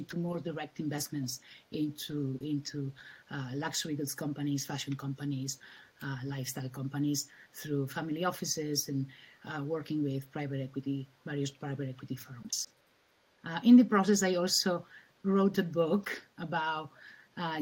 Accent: Spain; moved away as an adult; also born or lived in New York, United States; I am originally from Spain, and I studied in the US and lived in New York for a few years

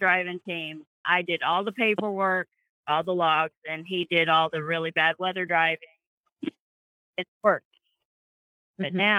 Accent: Florida, United States; I'm from Florida. The country.

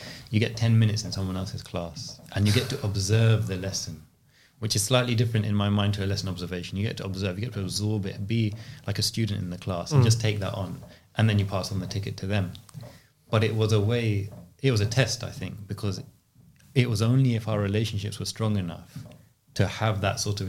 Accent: London, United Kingdom; I grew up here in West London

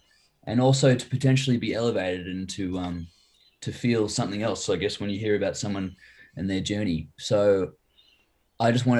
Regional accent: Cherrybrook, New South Wales, Australia; also born or lived in Wahroonga; I grew up in Cherrybrook, and I have been there. Well, I was there for 23 years.

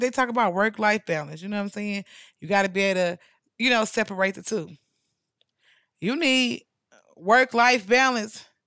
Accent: St. Louis, Missouri, United States; now in Dallas–Fort Worth, United States; my hometown of Saint Louis

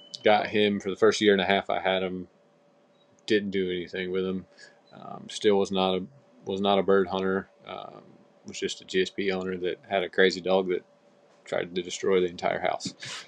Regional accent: Sanford, North Carolina, United States; I'm 29 years old. We're both from Sanford, North Carolina here, a little small town right in the central part of North Carolina. Grew up hunting, fishing.

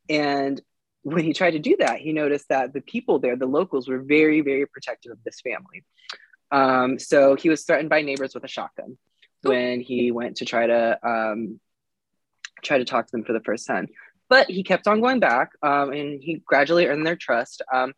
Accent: West Virginia, United States; I am not from Southwest Virginia. I am from Southern Western Virginia.

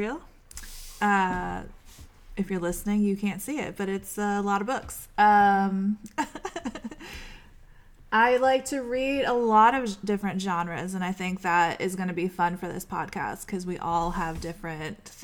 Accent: New York, United States; now in San Diego, United States; I'm from New York

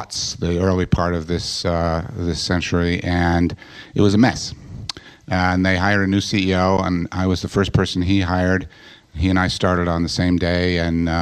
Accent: New York City, New York, United States; moved away as an adult; now in California, United States; I grew up in New York and in a relatively secular house in a part of Queens

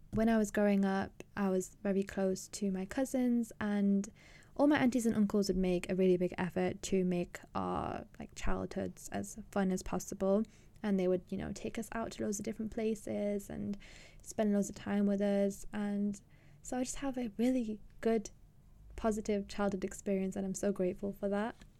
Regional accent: England, United Kingdom; also born or lived in Pakistan; I'm from Pakistan originally, and I grew up in England, Britain

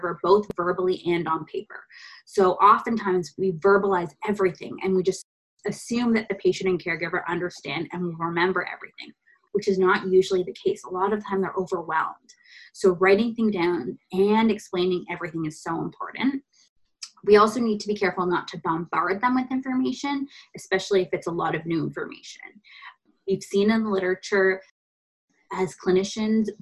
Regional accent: India; moved away; we're Indian

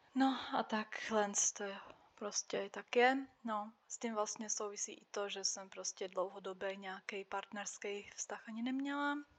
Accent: Slovakia; first language Czech; moved away as an adult; now in Czech Republic; já jsem žila oficiálně na Slovensku, ale prostě od malička jsem jezdila do Čech, moje máma je Češka, od malička jsem mluvila česky a vždycky jsem se cítila jako Češka

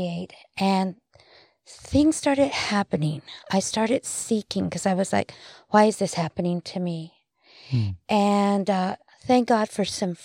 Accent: New Mexico, United States; being brought up in a very small, you know, city. Mm-hmm. I'm actually from New Mexico.

